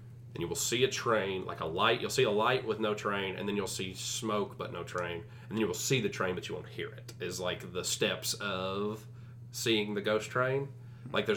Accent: Muhlenberg County, Kentucky, United States; I'm from Muhlenberg County, but a lot of my family grew up in Breckenridge County

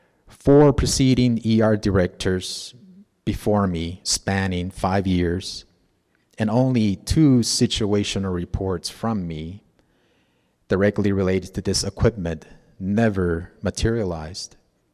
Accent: Gallup, New Mexico, United States; also born or lived in Zuni; Growing up in Gallup to me was the big city. My second community where I recall my family shopping at TGNY, eating at restaurants like La Baraka, watching homecoming parades and games.

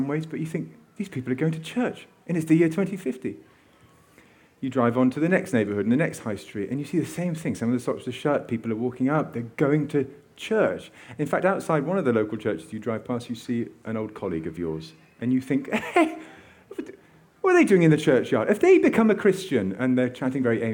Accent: a village in Oxfordshire, South East England, United Kingdom; now in London, United Kingdom; I grew up in a village in Oxfordshire

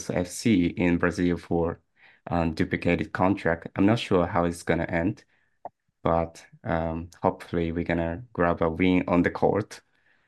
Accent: Nagasaki, Japan; moved away; also born or lived in Tokyo; I'm from Nagasaki.

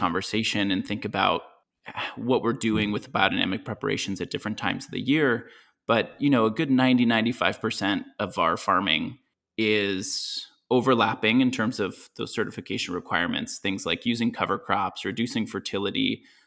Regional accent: Washington, United States; moved away as an adult; also born or lived in Ventura County, California; now in Applegate Valley, Oregon, United States; I grew up in Washington State and went to college there as well.

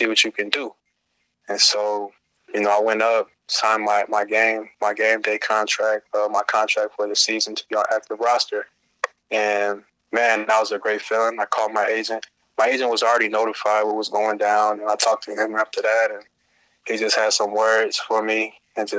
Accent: Oberlin, Ohio, United States; moved away as an adult; now in Los Angeles, United States; growing up in Ohio, you got the Browns and the Steelers

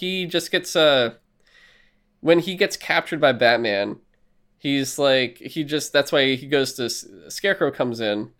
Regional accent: New York, United States; I don't know why I'm from New York, but this is how it's going to be.

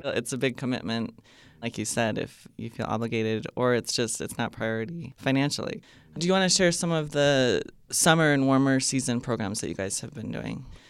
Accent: Montana, United States; I grew up in Montana

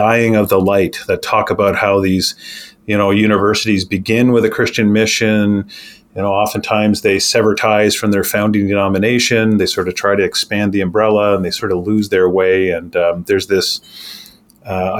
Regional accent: Canada; moved away as an adult; now in Grand Rapids, United States; I hail from Canada and grew up and actually had most of my working career in Canada thus far

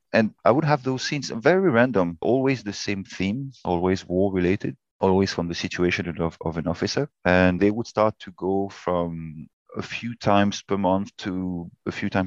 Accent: France; Born and raised in France, but my mother is English

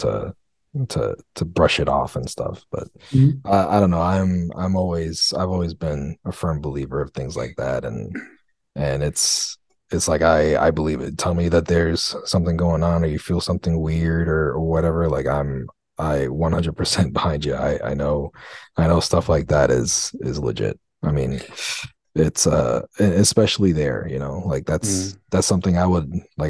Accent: St. Augustine, Florida, United States; in Saint Augustine, raised there

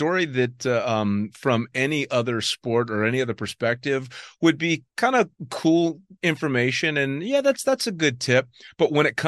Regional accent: United States; as an American

